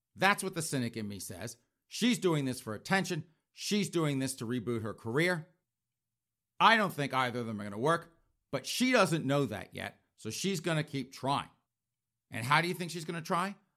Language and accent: English; South Carolina, United States; that's my home state